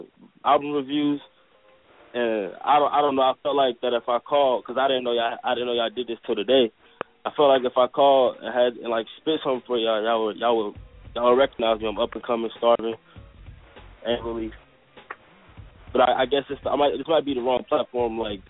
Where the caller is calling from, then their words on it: Kansas City, Missouri, United States; I'm calling from Kansas City, Missouri.